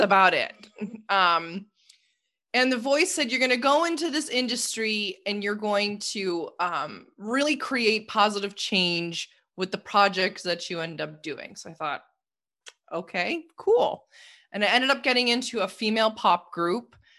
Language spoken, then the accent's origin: English; Toronto, Ontario, Canada; moved away; I'm from Canada originally, and, uh, I grew up in Toronto, well, just a suburb outside of Toronto